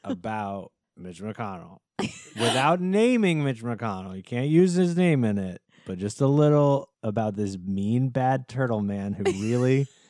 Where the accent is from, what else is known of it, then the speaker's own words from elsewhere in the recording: Kentucky, United States; I'm from Kentucky.